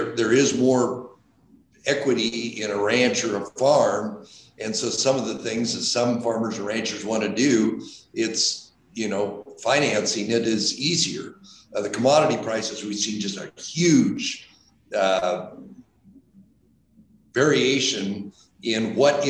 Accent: Emmett, Idaho, United States; we're from the Treasure Valley, from the Emmett area.

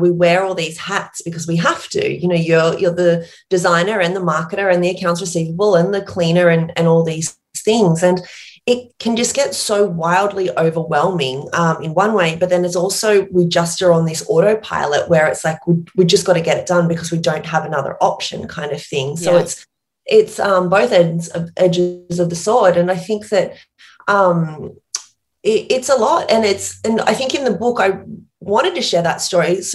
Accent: Port Macquarie, New South Wales, Australia; accent: small town accent; moved away as an adult; also born or lived in New York

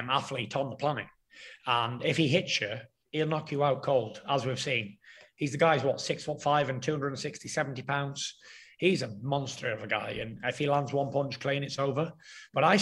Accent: United Kingdom

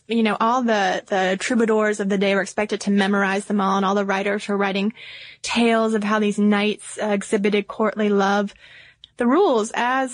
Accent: the South, United States; now in Atlanta, United States; we are good Southern girls. Born and raised in the South.

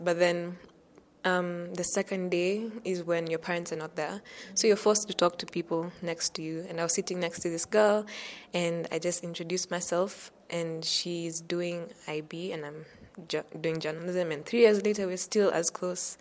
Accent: Nairobi, Kenya; I'm from Nairobi, Kenya.

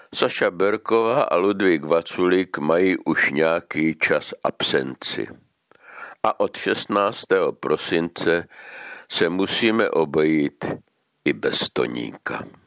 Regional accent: Moravia, Czechia; now in Prague, Czech Republic; u nás na Moravě

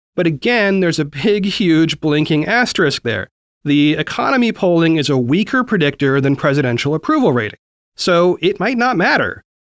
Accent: Oregon, United States; Oregon, my home state

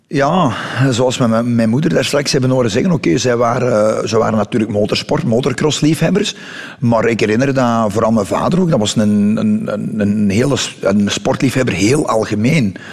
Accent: Dessel, Flanders, Belgium; also born or lived in Mol; ben ik daar op de grens tussen Dessel en Molpostel. In een van de meest bosrijke omgevingen van België nog, denk ik. Of van Vlaanderen toch in ieder geval.

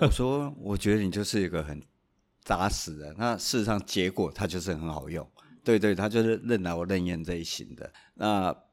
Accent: Taiwan; 我们台湾人

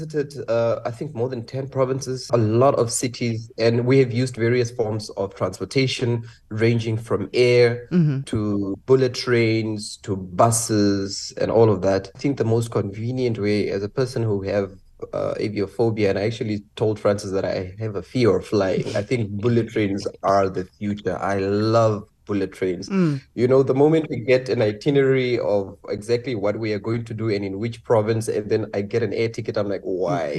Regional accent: Namibia; I came from Namibia, that's in the southwestern part of Africa, way down south.

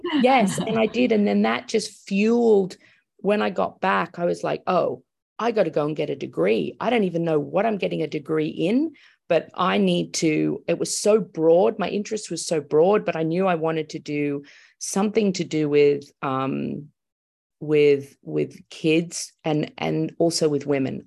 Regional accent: Australia; moved away as an adult; now in Los Angeles, United States; I'm Australian

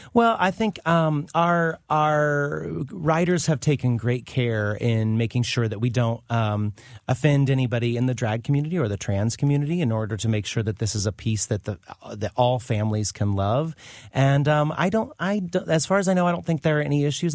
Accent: Carlinville, Illinois, United States; moved away; since I was from Illinois

